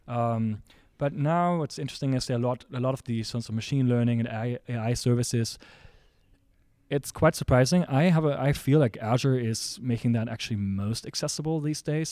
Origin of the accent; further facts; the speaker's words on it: Germany; also born or lived in San Francisco, United States; now in Seattle, United States; my hometown in Germany